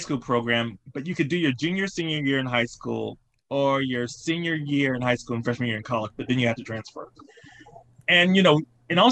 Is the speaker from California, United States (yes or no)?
no; Salisbury, North Carolina, United States; also born or lived in Boston / Providence; now in New York, United States; I'm from Salisbury, North Carolina, and it's a town right outside of Charlotte. And I was born kind of like into an artistic family.